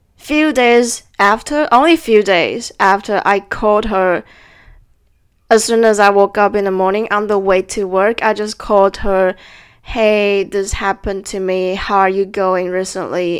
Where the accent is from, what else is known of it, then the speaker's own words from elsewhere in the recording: Taiwan; moved away; should I go back to Taiwan